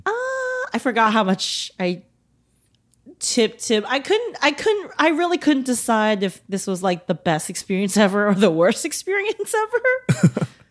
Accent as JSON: {"language": "English", "country": "United States", "accent": "American", "said": "combined with our American accents"}